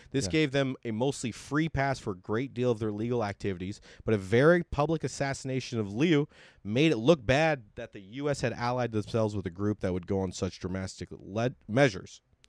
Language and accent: English; United States; being an American